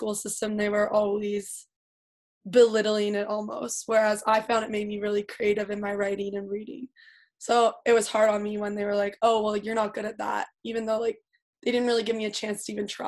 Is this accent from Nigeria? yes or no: no; Ottawa, Ontario, Canada; originally from Ottawa, Ontario.